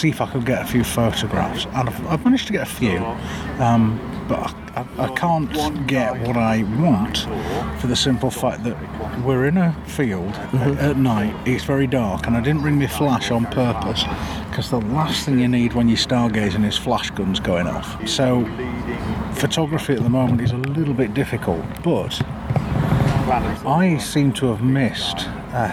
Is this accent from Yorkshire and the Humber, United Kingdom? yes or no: yes; Sheffield, Yorkshire and the Humber, United Kingdom; I'm proud to say I'm a Yorkshireman, I'm proud to say I'm from Sheffield